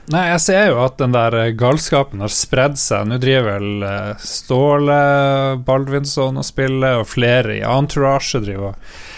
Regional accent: Northern Norway, Norway

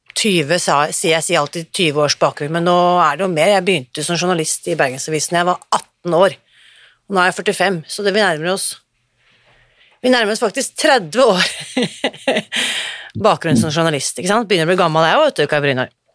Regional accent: Norway; vi er så stolt av som nordmenn

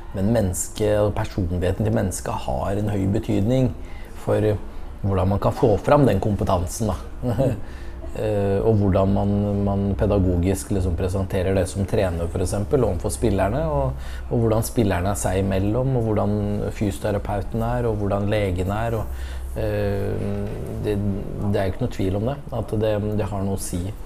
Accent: Skjetten, Akershus, Norway; also born or lived in Lillestrøm; jeg er født og oppvokst på Skjetten

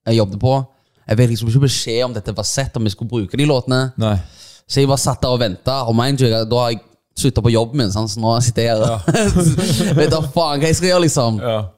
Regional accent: Stavanger, Rogaland, Norway; er det ganske surrealistisk når jeg kommer fra Stavanger

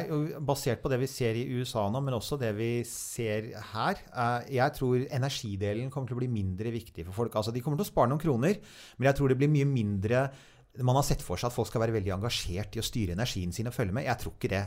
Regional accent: Norway; vi som nordmenn

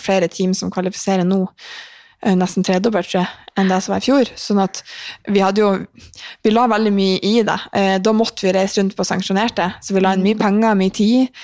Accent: Mosjøen, Nordland, Norway; now in Trondheim, Norway; fikk jeg ta karantenen min i Mosjøen med familien

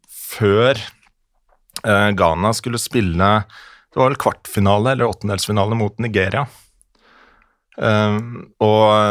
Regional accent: Møre og Romsdal, Norway; jeg er jo fra Romsdal

